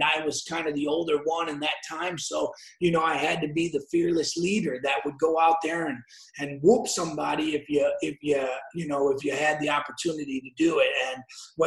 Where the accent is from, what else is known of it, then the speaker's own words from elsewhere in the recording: Aurora, Illinois, United States; we're from Aurora. So we're young boys from Aurora